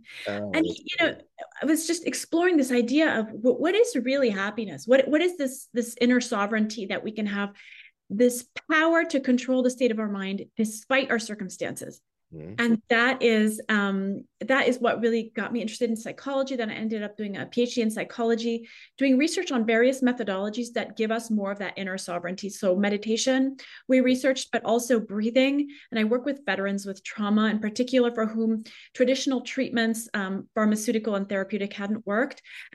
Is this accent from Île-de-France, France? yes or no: yes; Paris, Île-de-France, France; English is a second language; Well, I grew up in Paris, which sounds glamorous, but actually the culture on the streets is a more negative, at least when I grew up there.